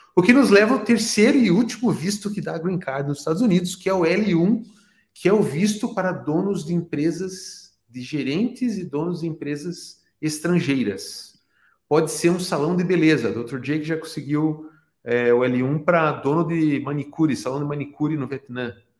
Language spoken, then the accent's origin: Portuguese; Brazil; na minha cidade natal, no Brasil